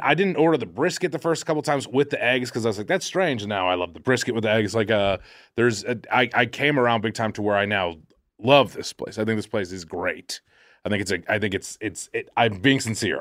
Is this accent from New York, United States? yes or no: no; Boston, Massachusetts, United States; moved away; I talk like a fool 'cause I'm from Boston